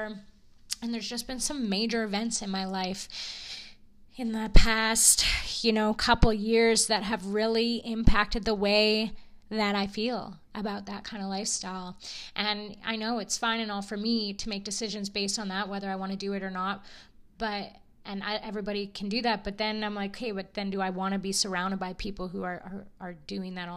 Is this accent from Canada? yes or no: yes; Edson, Alberta, Canada; moved away as an adult; now in Kelowna, Canada; my hometown, Edson